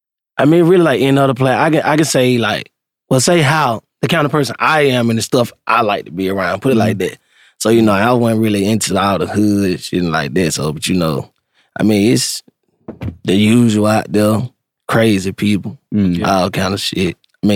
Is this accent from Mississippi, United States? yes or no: yes; Meridian, Mississippi, United States; Yeah, I'm from Meridian, Mississippi. Mm. Yeah, out there in the country, man.